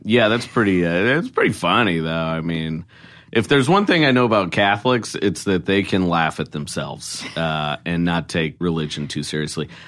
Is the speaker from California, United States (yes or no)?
no; Oregon, United States; I'm from Oregon